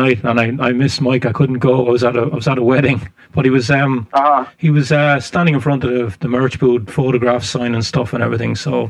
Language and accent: English; Ireland; I'm from Ireland